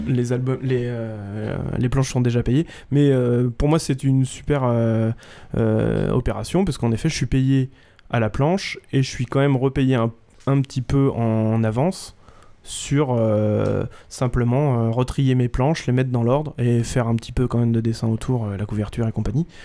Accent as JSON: {"language": "French", "town": "Vitry-sur-Seine", "region": "Île-de-France", "country": "France", "said": "je suis de Vitry-sur-Seine"}